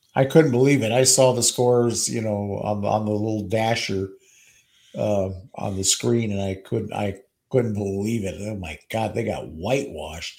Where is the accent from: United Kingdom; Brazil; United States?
United States; New York City, New York; now in Eagan, United States; from Queens, New York